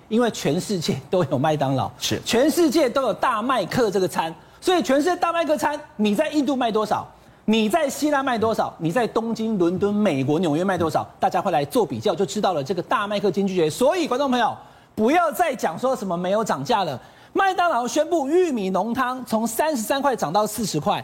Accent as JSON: {"language": "Chinese", "country": "Taiwan", "said": "我们台湾人"}